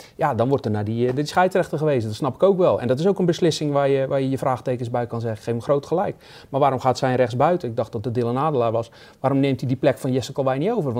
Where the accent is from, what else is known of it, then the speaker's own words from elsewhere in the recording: Goes, Zeeland, Netherlands; Bij ons in Goes